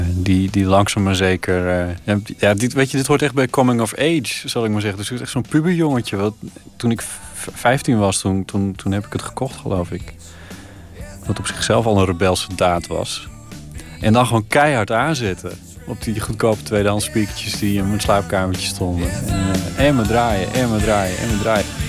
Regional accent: Friesland, Netherlands; ik was een jongetje uit Friesland, gewoon op het platteland wonende

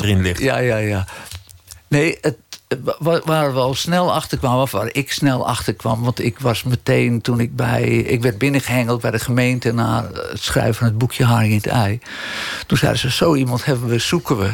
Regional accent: Amsterdam, North Holland, Netherlands; accent: Amsterdams; Ik ben geboren en getogen in Amsterdam

